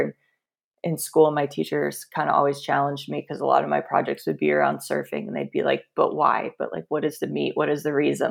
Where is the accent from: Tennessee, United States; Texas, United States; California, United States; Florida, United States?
Florida, United States; Central; I grew up in Central Florida